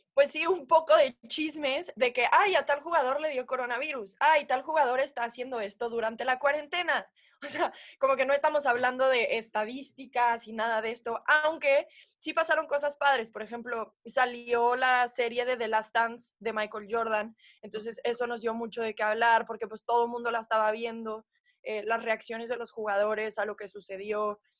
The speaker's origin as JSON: {"language": "Spanish", "region": "Puebla", "country": "Mexico", "tie": "born or raised there", "also_born_or_lived": "United States", "moved": "yes", "lives_now": "Mexico City, Mexico", "said": "yo nací en Puebla, crecí en Puebla"}